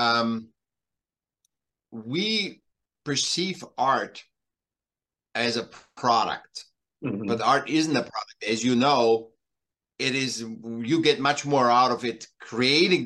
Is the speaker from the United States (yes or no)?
no; Vienna, Austria; moved away; I'm from Vienna, originally born in Vienna, in Austria, okay. Europe, and then I came here